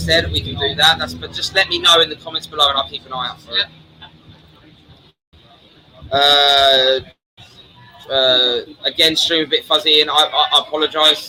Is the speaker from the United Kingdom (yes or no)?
yes; Brighton, South East England, United Kingdom; now in Pattaya, Thailand; I am from Brighton